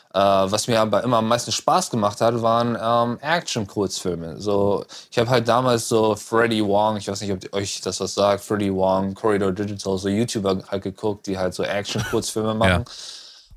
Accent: North Rhine-Westphalia, Germany; moved away as an adult; also born or lived in Düsseldorf / Cologne / Berlin / Frankfurt; now in Los Angeles, United States; Äh, ich komme aus Düsseldorf. Ich bin in Hahn geboren.

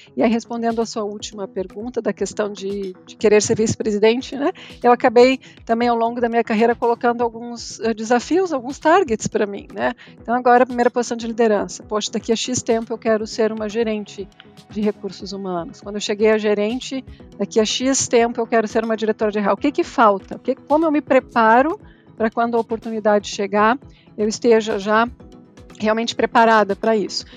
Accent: Rio Grande do Sul, Brazil; moved away as an adult; also born or lived in United States; Já saí do Rio Grande do Sul há mais de 10 anos.

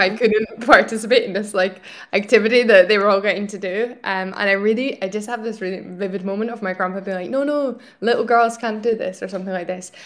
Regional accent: Scotland, United Kingdom; moved away as an adult; also born or lived in Italy / France; now in Barcelona, Spain; I'm originally from Scotland, um, but I'm currently based here in Barcelona

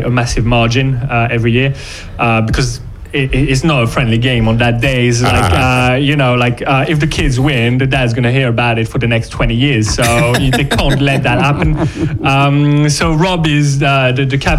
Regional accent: Brittany, France; now in England; We're both coming from Brittany.

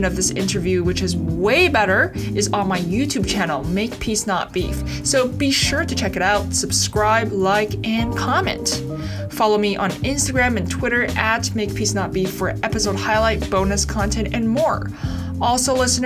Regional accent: Beijing, China; I was born and raised in Beijing

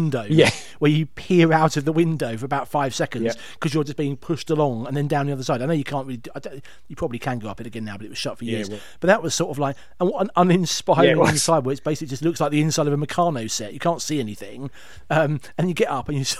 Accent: United Kingdom; being British

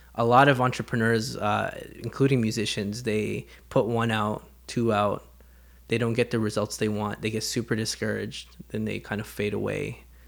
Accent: Canada; growing up in Canada

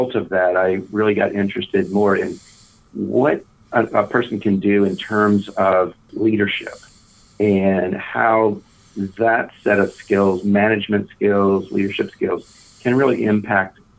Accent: Pennsylvania, United States; I was born and raised in Pennsylvania Dutch country in southeast Pennsylvania

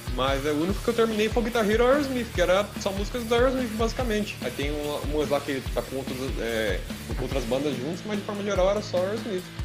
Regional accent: Brazil; a gente é brasileiro

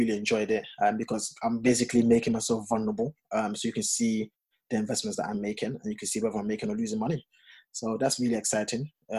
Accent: Ghana; Don't ask me why I've got a French name and I'm Ghanaian.

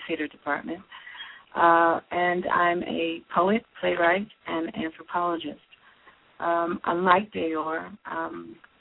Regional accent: Philadelphia, Pennsylvania, United States; also born or lived in Washington, D.C. / Texas / Houston; I'm born and raised in Philadelphia

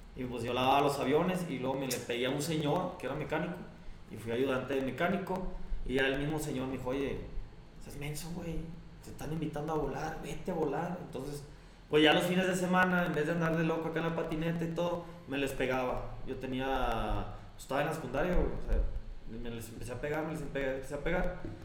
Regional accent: Monclova, Coahuila, Mexico; now in Saltillo, Mexico; llegué a Saltillo aquí en el 91. Soy de Monclova, Coahuila.

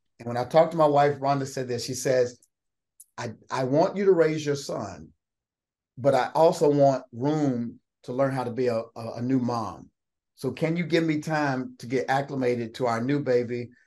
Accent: Austin, Kentucky, United States; I'm from Route 1, Austin, Kentucky. We had pigs and chickens and cornfields

